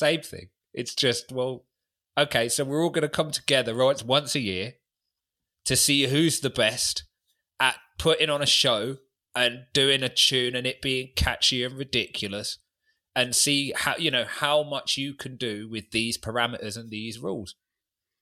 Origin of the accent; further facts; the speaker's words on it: London, United Kingdom; I'm from London